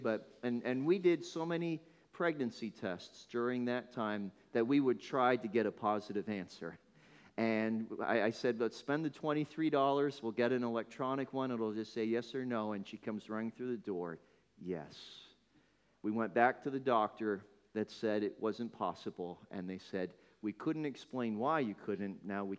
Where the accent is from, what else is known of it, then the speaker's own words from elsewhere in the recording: Northern Ireland, United Kingdom; born there; You won't know it, but that's actually where I was born. How many thought that I was from Northern Ireland? Nobody. Nobody ever thinks that. So my family emigrated.